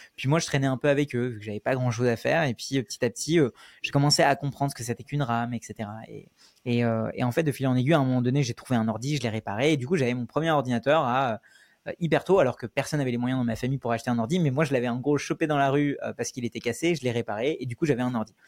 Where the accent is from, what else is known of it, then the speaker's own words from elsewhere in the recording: Paris suburbs, Île-de-France, France; also born or lived in India; je suis venu en France quand j'avais 6 ans, je suis né en Inde et à partir de ce moment-là, j'ai grandi avec mes grands-parents euh, en banlieue parisienne